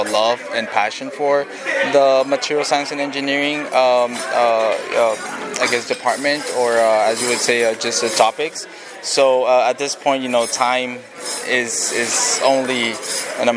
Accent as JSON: {"language": "English", "town": "McAllen", "region": "Texas", "country": "United States", "tie": "born or raised there", "said": "I am from McAllen, Texas, born and raised"}